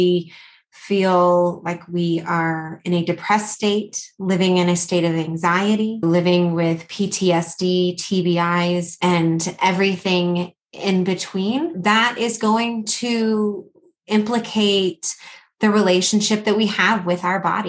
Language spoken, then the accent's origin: English; Atlanta, Georgia, United States; now in Colorado Springs, United States; I'm originally from Atlanta, Georgia. So if you hear a little bit of that accent coming through, that's where it's from